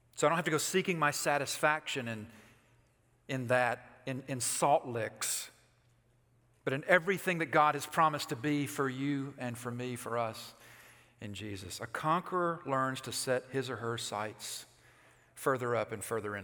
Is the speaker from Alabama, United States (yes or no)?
yes; Alabama, United States; moved away; I'm from Alabama